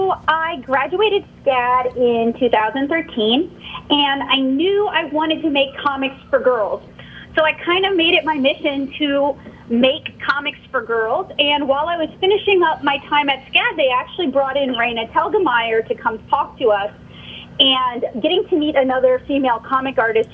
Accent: New Orleans, Louisiana, United States; moved away as an adult; now in Nashville, United States; I'm originally from the New Orleans area

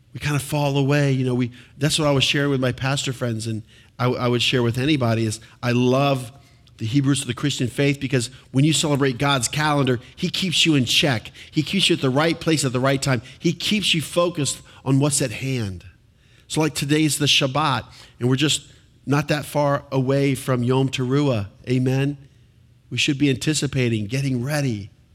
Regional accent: United States; being an American citizen

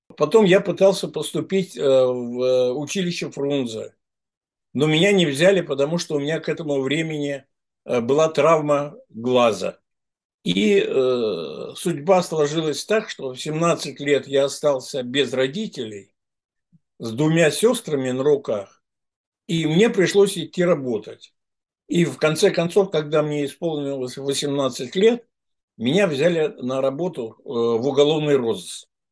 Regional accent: Saint Petersburg, Russia; also born or lived in Kirov; я все детство провел в школе, э, ну, с, э, провел в Питере. И это мой родной город, Санкт-Петербург

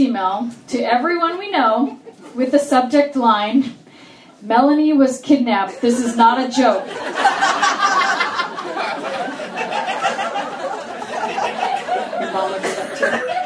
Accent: Orange County, California, United States; I grew up in Orange County

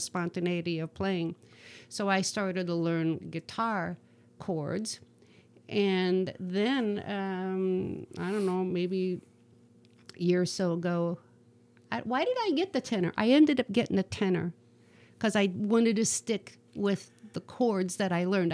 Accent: Rising Sun, Ohio, United States; moved away as an adult; also born or lived in North Carolina; I'm from Northwest Ohio. I grew up in a little town called Rising Sun, which is like 35 miles southeast of Toledo.

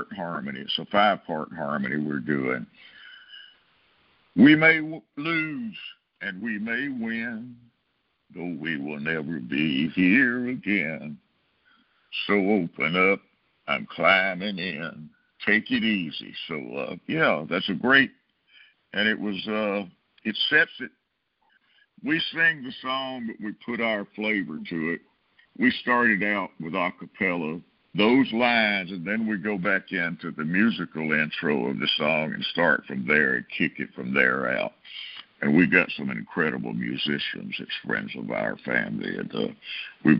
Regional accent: Brewton, Alabama, United States; moved away; Bruton, my hometown

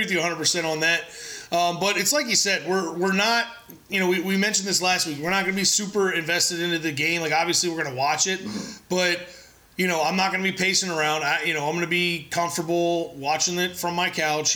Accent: San Diego, California, United States; I was born in San Diego

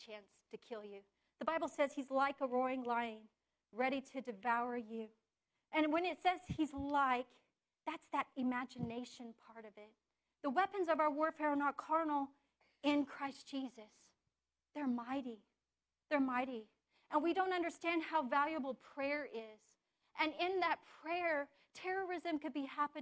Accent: United States; I'm an American

